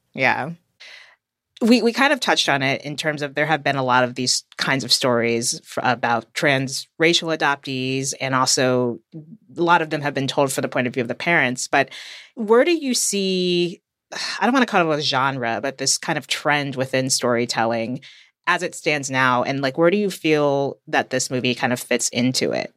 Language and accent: English; United States; from the U S